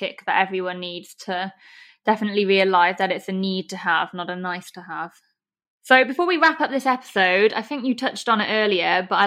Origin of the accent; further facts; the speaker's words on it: Chester, North West England, United Kingdom; also born or lived in Liverpool; I'm from Chester, so not too far away.